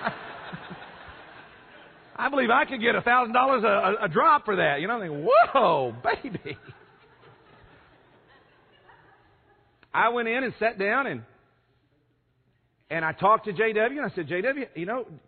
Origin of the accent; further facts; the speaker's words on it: San Francisco Bay Area, California, United States; I'm from California in the San Francisco Bay Area